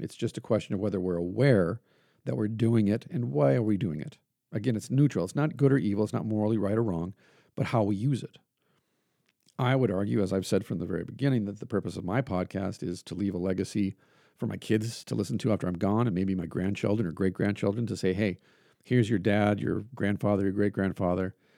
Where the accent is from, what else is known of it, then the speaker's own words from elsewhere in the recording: Iron Range, North Central Minnesota, United States; where I grew up at, the people I grew up amongst in North Central Minnesota and on the Iron Range of Minnesota